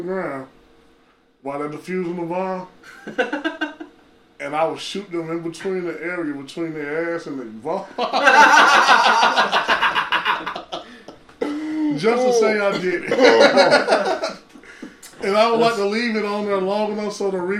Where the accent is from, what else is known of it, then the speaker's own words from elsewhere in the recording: St. Louis, Missouri, United States; I'm from St. Louis